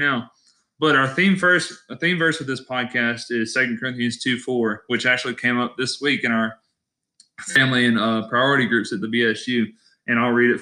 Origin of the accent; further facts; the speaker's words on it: Alabaster, Alabama, United States; now in Starkville, United States; born in Alabaster, Alabama